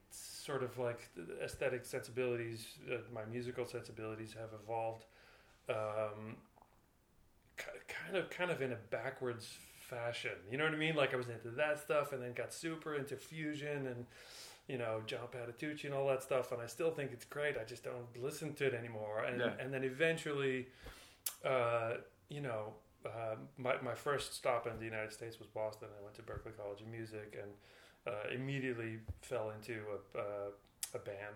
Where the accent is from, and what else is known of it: Netherlands; moved away